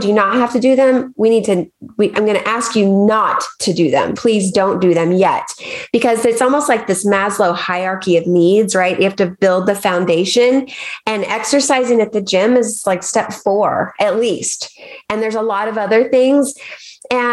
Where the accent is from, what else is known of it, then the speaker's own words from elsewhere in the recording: Arkansas, United States; I grew up in Arkansas and there's the mighty Mississippi River